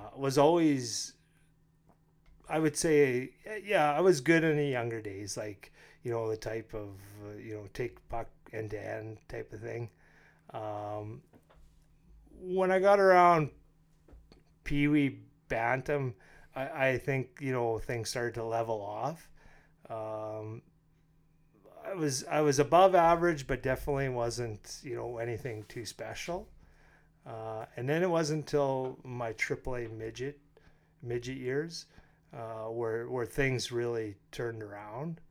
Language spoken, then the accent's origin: English; North Battleford, Saskatchewan, Canada; moved away as an adult; also born or lived in Red Deer; now in Lloydminster, Canada; I am from North Battleford